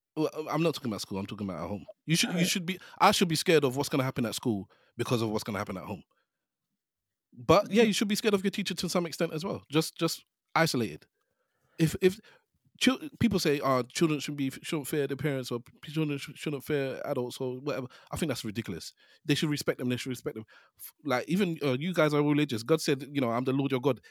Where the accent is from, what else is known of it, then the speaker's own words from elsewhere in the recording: London, United Kingdom; I grew up in Hackney.